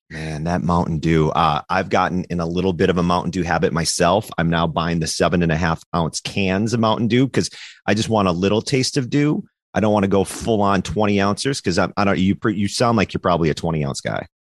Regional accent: Minnesota, United States; I'm from Minnesota. I grew up a Vikings fan

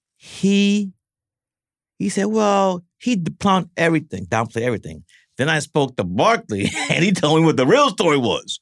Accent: New York City, New York, United States; growing up in Brooklyn

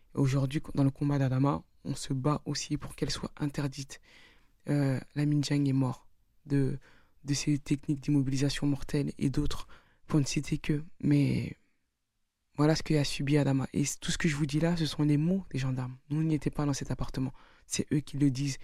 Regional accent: France; nous sommes tous des Français

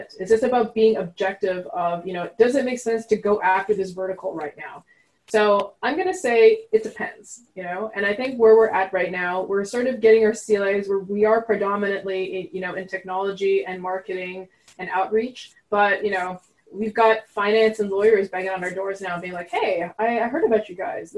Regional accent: Montreal, Quebec, Canada; first language French; English is a second language; moved away; I'm from Montreal. So I grew up speaking French, actually

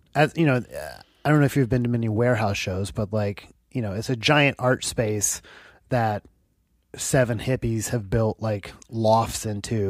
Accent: United States; also born or lived in Seattle; Oh, America.

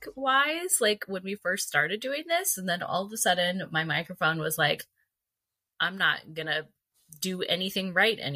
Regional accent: Valencia, California, United States; I grew up in Valencia. I went to high school there, went to junior high there

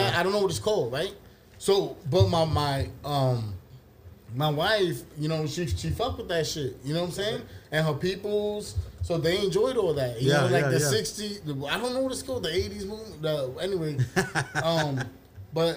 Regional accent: New York, United States; now in Texas, United States; I'm coming from New York

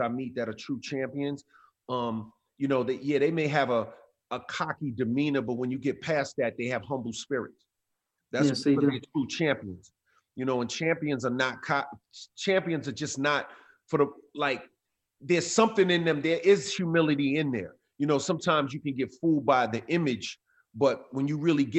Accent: New York City, New York, United States; growing up in Queens

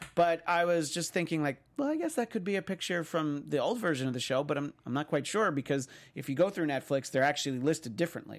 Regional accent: New York, United States; where I grew up in New York

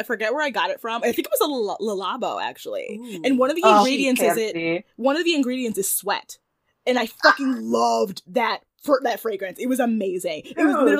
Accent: Michigan, United States; And I'm from Michigan.

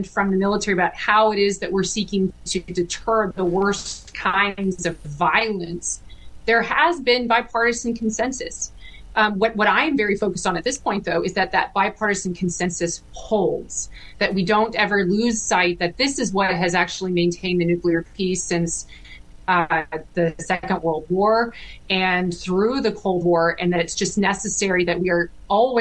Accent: Fredericktown, Ohio, United States; also born or lived in Ashland, Ohio; I grew up in a small town in Ohio. It's a farming town, small little town with two stoplights, and called Fredericktown, Ohio, in Knox County

